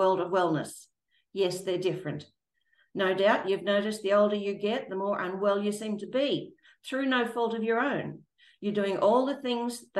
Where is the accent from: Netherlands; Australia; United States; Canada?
Australia